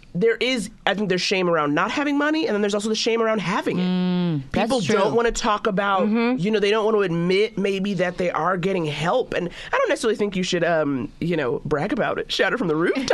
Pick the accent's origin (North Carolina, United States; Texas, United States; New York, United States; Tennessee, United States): New York, United States; I went to school in the Upper East Side, and I learned very quickly, you know, like, you know, I'm from Harlem, but I'm from original Harlem, not the Red Rooster you think of now.